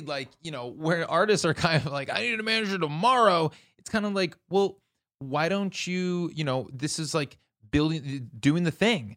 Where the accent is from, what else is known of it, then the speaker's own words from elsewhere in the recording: Minneapolis, Minnesota, United States; I'm from the Midwest